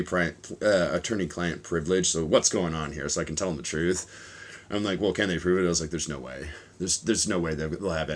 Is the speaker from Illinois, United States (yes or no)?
yes; Chicago, Illinois, United States; now in Tokyo, Japan; I'm from Chicago, I'm from a much fucking harder city